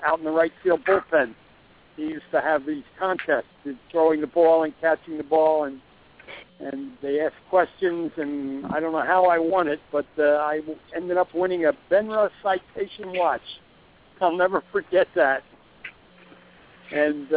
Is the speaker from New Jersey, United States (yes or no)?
yes; Plainfield, New Jersey, United States; I grew up in Plainfield